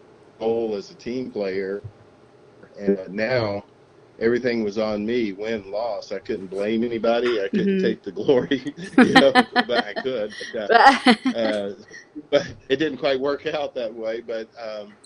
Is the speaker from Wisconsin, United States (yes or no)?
no; a small town called Marshtown, East Tennessee, United States; I grew up in East Tennessee